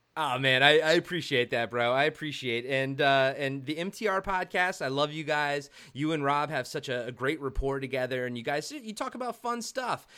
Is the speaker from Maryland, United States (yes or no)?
yes; Maryland, United States; moved away; also born or lived in Towson, Maryland / White Marsh, Maryland; I'm from Maryland